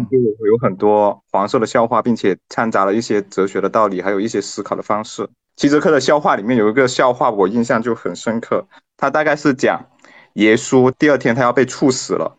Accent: southern China, China; Chinese is a second language; 就南方的脱口秀演员普遍的有一个问题，他没有北方的脱口秀演员那么燥。就我们是玩不了燥

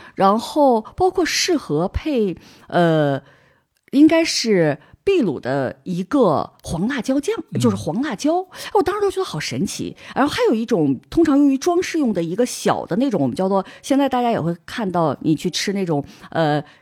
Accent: Harbin, Heilongjiang, China; moved away as an adult; now in Barcelona, Spain; 我是哈尔滨人，从小我们吃酸菜嗯。长大的

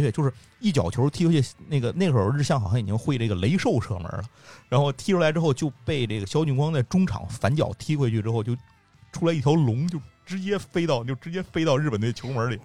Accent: Tianjin, China; 我天津人嘛，就是我们家后头那块儿有一个地方是黄金花园儿

